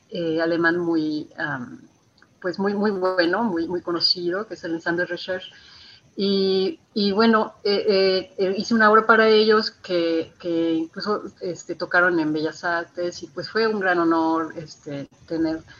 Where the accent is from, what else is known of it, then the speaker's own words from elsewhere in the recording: Guadalajara, Jalisco, Mexico; moved away as an adult; also born or lived in United States; now in Berlin, Germany; Sí, soy Tapatía, sí.